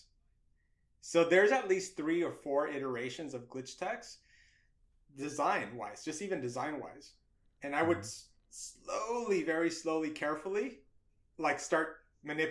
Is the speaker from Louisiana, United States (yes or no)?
no; Los Angeles, California, United States; I could talk about being a Latino, my culture of being, you know, growing up